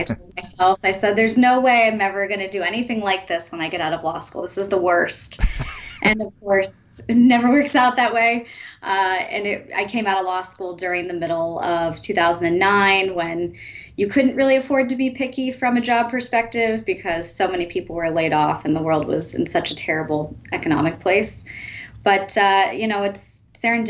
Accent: Rhode Island, United States; I am from Rhode Island.

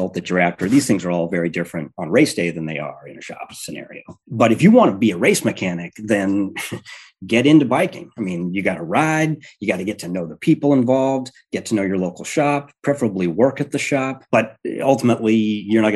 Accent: Kansas, United States; also born or lived in Albany; now in Milwaukee, United States; I grew up in Kansas

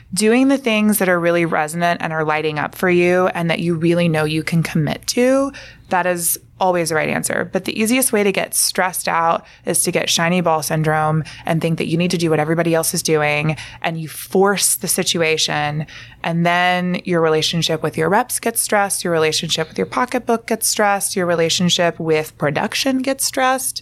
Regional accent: Alabama, United States; moved away; I'm from Alabama

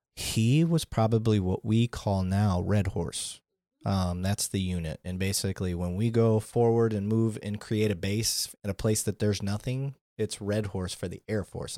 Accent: Flint, Michigan, United States; where I grew up, growing up in Flint

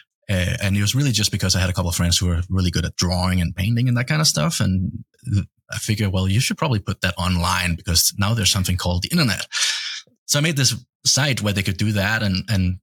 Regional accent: Denmark; moved away as an adult; now in United States; I'm from Denmark

